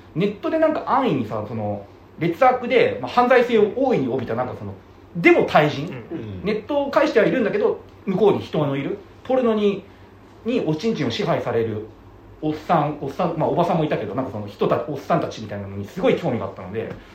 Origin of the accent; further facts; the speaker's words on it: Tokyo, Japan; 僕は東京生まれなんで